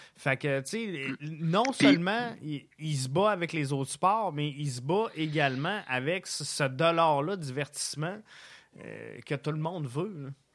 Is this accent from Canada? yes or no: yes; Quebec City, Quebec, Canada; moved away; also born or lived in Montreal; je viens de Québec à la base.